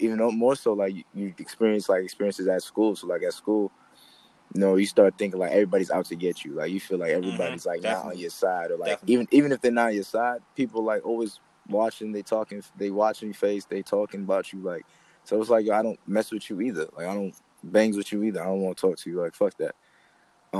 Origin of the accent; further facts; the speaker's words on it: New York City, New York, United States; I'm from East Flatbush.